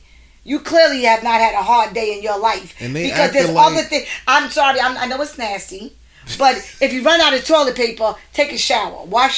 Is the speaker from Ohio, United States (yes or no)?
no; Staten Island, New York, United States; Like it hit Staten Island. I'm from Staten Island.